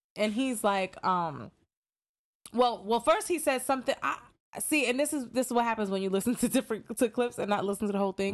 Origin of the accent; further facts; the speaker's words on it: New York, United States; I'm from New York